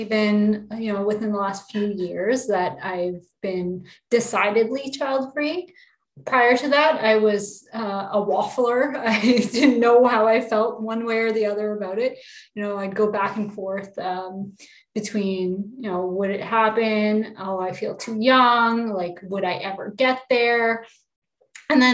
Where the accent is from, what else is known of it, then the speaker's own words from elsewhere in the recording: Canada; I'm from Canada